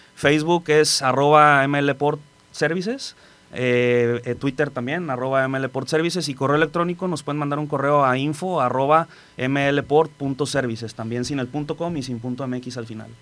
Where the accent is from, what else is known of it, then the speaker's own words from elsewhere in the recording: Colima, Mexico; also born or lived in Manzanillo; yo soy de Colima, soy local. Tengo aquí en Manzanillo, acabo de cumplir ahora en el mes de febrero 16 años.